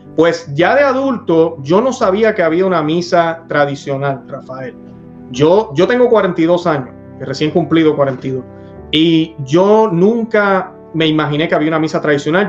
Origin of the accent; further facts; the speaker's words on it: Puerto Rico; yo nací en Sordo, yo nací en una parroquia en Puerto Rico, Sordo, fui eh, servidor del altar